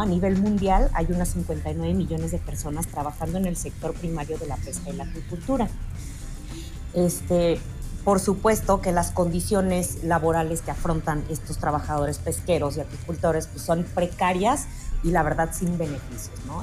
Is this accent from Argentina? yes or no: no; Mexico; como buen mexicano